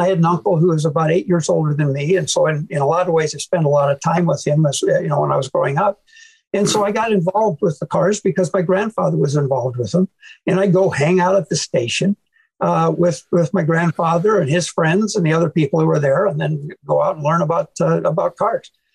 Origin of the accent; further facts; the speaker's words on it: Manchester, Iowa, United States; I was born in Manchester, Iowa